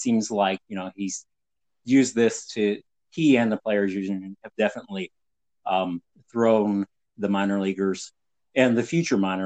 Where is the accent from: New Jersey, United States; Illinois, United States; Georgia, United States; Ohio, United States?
Ohio, United States; Northeast; I grew up in Northeast Ohio